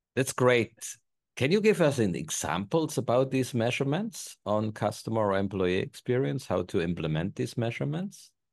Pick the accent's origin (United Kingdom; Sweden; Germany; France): Germany; moved away; I'm unfortunately from Germany